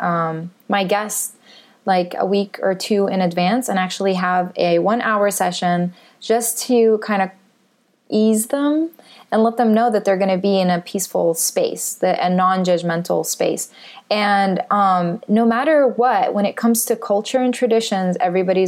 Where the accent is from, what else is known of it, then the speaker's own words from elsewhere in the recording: Jordan; also born or lived in Palestine; now in United States; I grew up in Jordan. I'm of Palestinian heritage